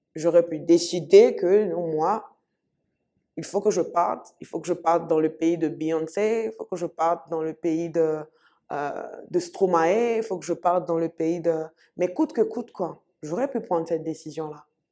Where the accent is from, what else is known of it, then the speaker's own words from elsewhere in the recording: Côte d’Ivoire; je suis ivoirienne, je suis ivoirienne.